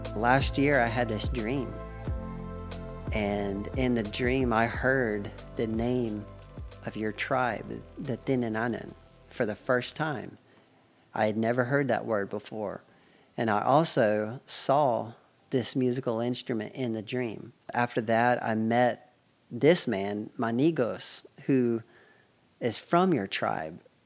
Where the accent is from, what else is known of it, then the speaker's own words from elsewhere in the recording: United States; I'm from the United States